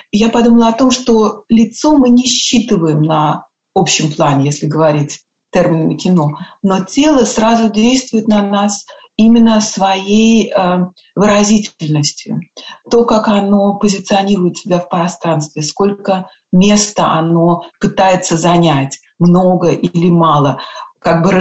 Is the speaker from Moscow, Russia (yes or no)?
yes; Moscow, Russia; moved away as an adult; also born or lived in Germany / United States; я уехала из России, из Москвы, что не совсем Россия, э, когда мне было 21 год, и переехала в Германию.